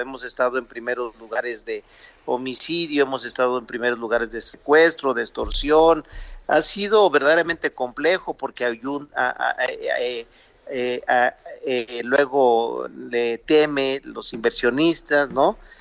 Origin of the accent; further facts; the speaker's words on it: Zacatecas, Mexico; en mi tierra, la de Zacatecas